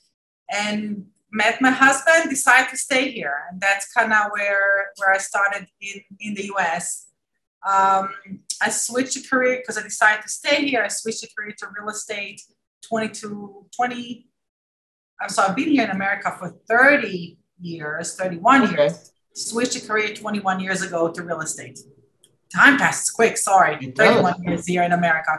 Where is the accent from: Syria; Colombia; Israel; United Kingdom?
Israel; moved away as an adult; also born or lived in Maryland, United States; now in United States; I came from Israel 22 years ago